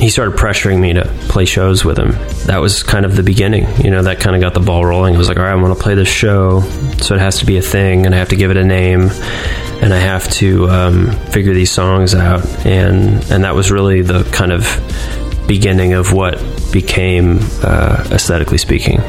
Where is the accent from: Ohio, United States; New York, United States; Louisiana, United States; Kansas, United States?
Ohio, United States; Cleveland; I grew up in Cleveland, Ohio.